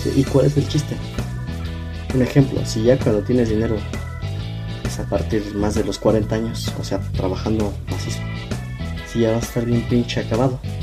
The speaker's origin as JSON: {"language": "Spanish", "country": "Mexico", "said": "como mexicanos"}